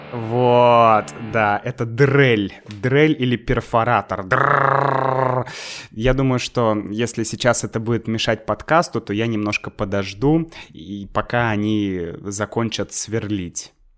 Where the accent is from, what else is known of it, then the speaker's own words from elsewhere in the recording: Saint Petersburg, Russia; moved away as an adult; now in Moscow, Russia; я сам из Санкт-Петербурга